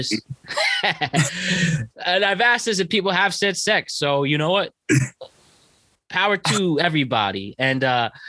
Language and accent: English; New York tri-state area, United States; growing up here in the tri-state area